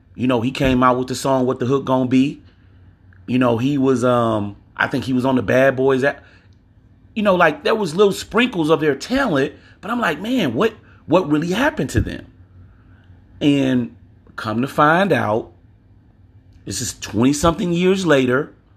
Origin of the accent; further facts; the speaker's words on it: Louisiana, United States; I'm from Louisiana.